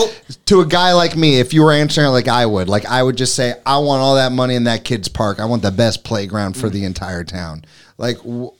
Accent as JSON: {"language": "English", "town": "New York City", "region": "New York", "country": "United States", "moved": "as an adult", "lives_now": "Hammonton, United States", "said": "I come from New York City where there's art everywhere, and I miss that."}